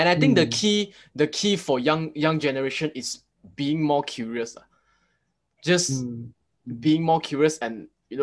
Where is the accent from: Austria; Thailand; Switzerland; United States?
Thailand; I'm from Thai, so my background is a lot of like, you know, all these like talisman things about the Buddha image